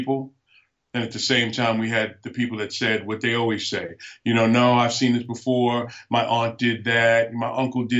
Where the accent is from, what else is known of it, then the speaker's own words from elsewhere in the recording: New York City, New York, United States; moved away as an adult; also born or lived in Alaska; I was born and raised in New York City, so I'm not an Alaskan